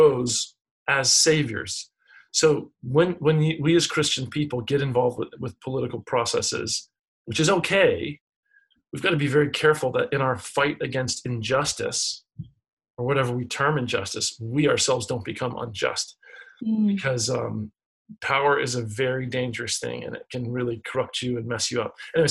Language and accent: English; United States; as an American